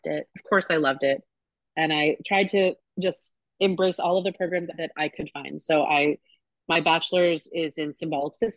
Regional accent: Long Island, New York, United States; moved away as an adult; now in Pacific Northwest, United States; I grew up in New York. I grew up on Long Island

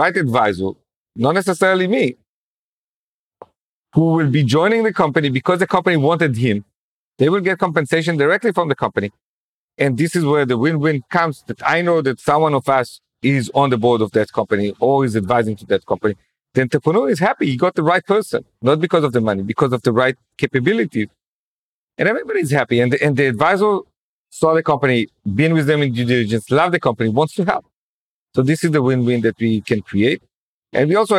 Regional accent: Jerusalem, Jerusalem District, Israel; growing up in Jerusalem, I noticed how as a secular kid, I didn't know anyone who's religious

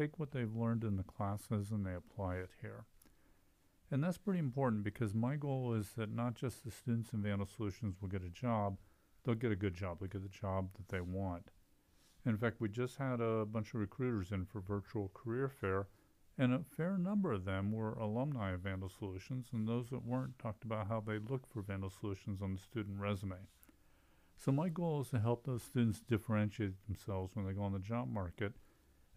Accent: Columbus, Ohio, United States; moved away as an adult; also born or lived in Texas / Idaho; now in Moscow, Idaho, United States; I grew up in Columbus, and my father was a faculty member of the Department of Accounting at Ohio State

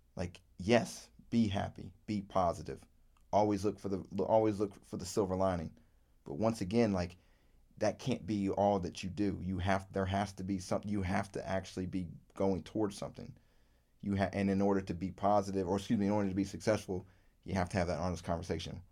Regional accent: Virginia, United States; I grew up in Virginia

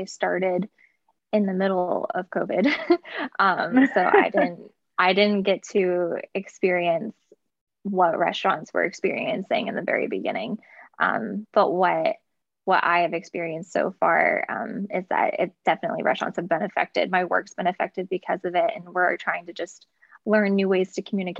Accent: southeastern Pennsylvania, United States; moved away as an adult; now in Capital Region, New York, United States; I actually was born and raised in southeastern Pennsylvania

